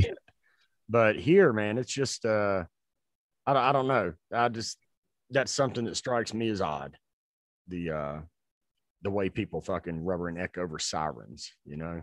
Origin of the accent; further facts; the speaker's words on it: Gaston County, North Carolina, United States; where I grew up in Gaston County